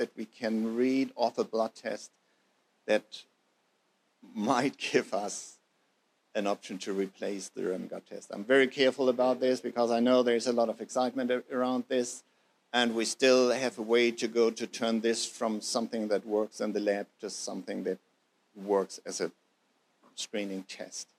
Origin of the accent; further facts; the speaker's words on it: Germany; moved away as an adult; now in New Zealand; I'm German by birth, as you probably have heard by now, but Kiwi by heart